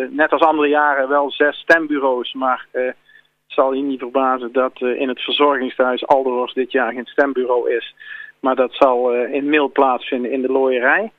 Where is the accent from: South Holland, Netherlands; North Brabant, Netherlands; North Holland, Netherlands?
North Brabant, Netherlands; Eindhoven; geboren en getogen in Eindhoven